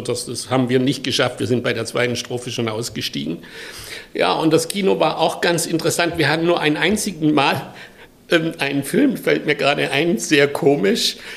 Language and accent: German; a village near Pforzheim, Baden-Württemberg, Germany; moved away; ich komme aus Süddeutschland, im Dorf, äh, nahe Pforzheim und 1948 geboren. Und mein Vater ist gestorben, als ich drei Monate alt war